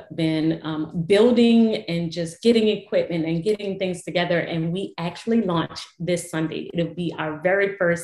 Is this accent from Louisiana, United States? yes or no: yes; New Orleans, Louisiana, United States; I was born and raised in New Orleans